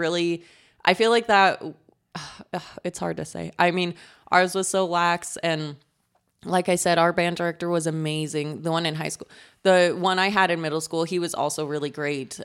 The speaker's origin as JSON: {"language": "English", "region": "Colorado", "country": "United States", "tie": "born or raised there", "said": "my hometown is in Colorado, really close to Utah"}